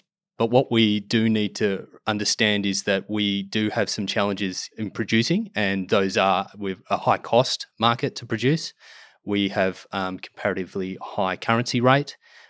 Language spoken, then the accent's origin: English; Australia; to develop those markets and build those long-term trading partners, which is what we sorely need as Australian exporters